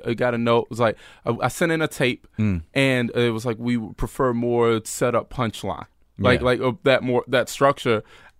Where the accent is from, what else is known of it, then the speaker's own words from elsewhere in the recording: Winston-Salem, North Carolina, United States; moved away; I'm from North Carolina. I grew up in North Carolina.